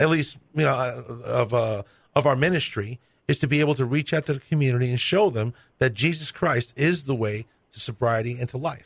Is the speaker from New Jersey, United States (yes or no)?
no; New York City, New York, United States; moved away; I grew up Catholic in New York City